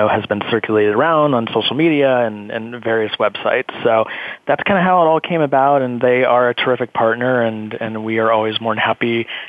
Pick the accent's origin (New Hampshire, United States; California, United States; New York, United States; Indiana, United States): California, United States; growing up in California